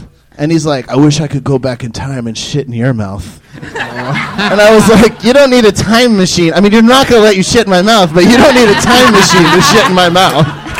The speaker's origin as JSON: {"language": "English", "town": "Atlanta", "region": "Georgia", "country": "United States", "lives_now": "Los Angeles, United States", "said": "I moved from Atlanta to Oakland, L.A."}